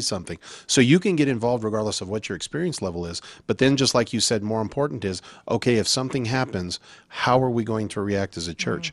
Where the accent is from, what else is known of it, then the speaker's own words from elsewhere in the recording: Albuquerque, New Mexico, United States; moved away; also born or lived in Colorado; I grew up in Albuquerque